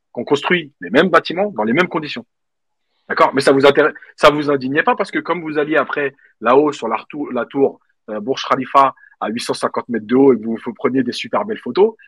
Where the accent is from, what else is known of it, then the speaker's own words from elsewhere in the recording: Algeria; en tant qu'Algérien